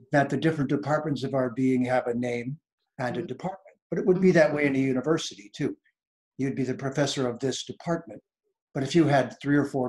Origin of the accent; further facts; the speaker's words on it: Detroit, Michigan, United States; I was born in Detroit, Michigan, not a city known for its philosophers